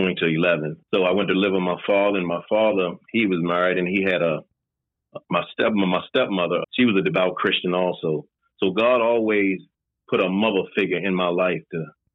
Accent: Baltimore, Maryland, United States; I'm originally from Baltimore, Maryland. I grew up all my life.

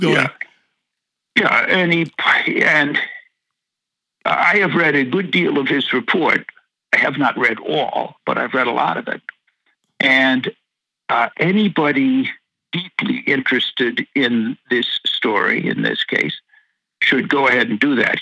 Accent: Washington, District of Columbia, United States; I'm from Washington D.C.

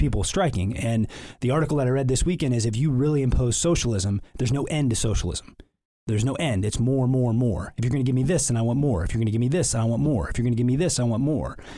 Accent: Canton, Illinois, United States; I was raised in Canton, Illinois

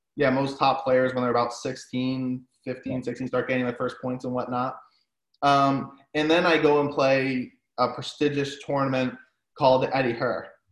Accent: New England, Rhode Island, United States; I'm from New England, Rhode Island

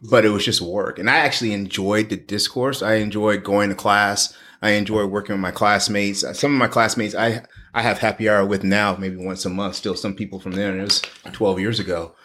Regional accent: New Orleans, Louisiana, United States; moved away as an adult; also born or lived in Mississippi / Washington DC; now in Texas, United States; I grew up in New Orleans, actually on, uh, West Bank in New Orleans. So I spent my, born and raised there.

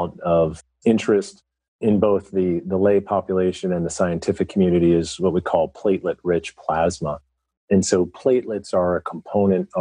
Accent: Philadelphia, Pennsylvania, United States; I'm from the Philadelphia area

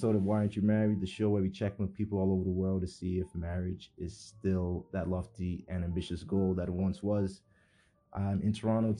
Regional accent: Nigeria; now in Canada; because I've been here a long time, but I'm still, I would say, Nigerian.

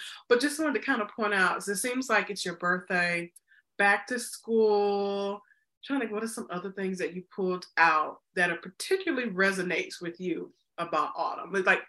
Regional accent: Mississippi, United States; now in Chicago, United States; because I grew up in the South, even though back to school for us was in August in Mississippi.

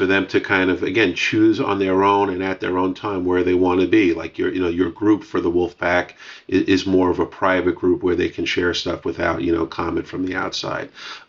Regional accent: New York City, New York, United States; I'm from Brooklyn.

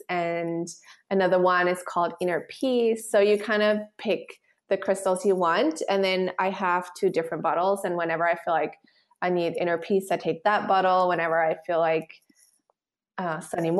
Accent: Switzerland; I'm from Switzerland

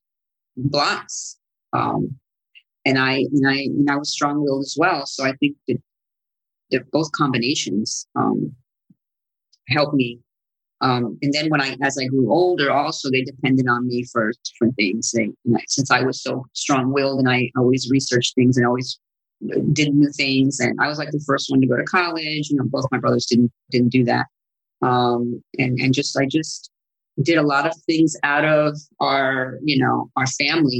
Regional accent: Sicily, Italy; accent: Sicilian; first language Sicilian; English is a second language; moved away; that was my first language. Actually, it's Sicilian

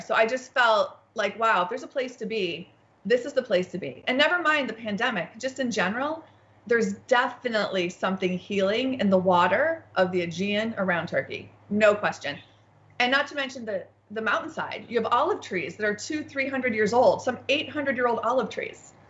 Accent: United States; being an American

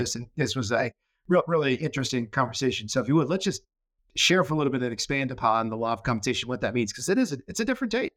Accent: Connecticut, United States; now in Arizona, United States; I grew up in Connecticut and, uh, lots of family in Massachusetts, so I'm New England through and through

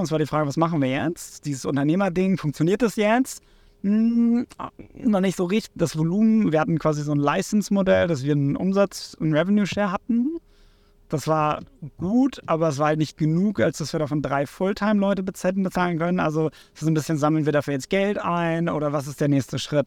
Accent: Cuxhaven, Lower Saxony, Germany; moved away as an adult; also born or lived in Hamburg; Ich komme ursprünglich aus Cuxhaven, ähm, von der Nordseeküste.

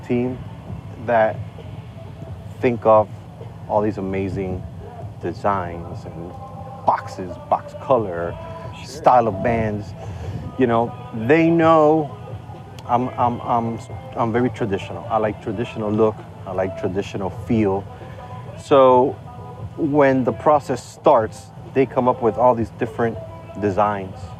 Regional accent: Estelí, Nicaragua; I'm a Northerner in the country

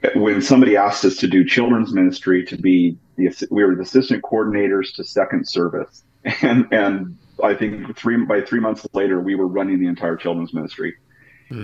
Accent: Pocatello, Idaho, United States; also born or lived in Boise, Idaho / Emmett, Idaho; I grew up in Idaho, Pocatello area

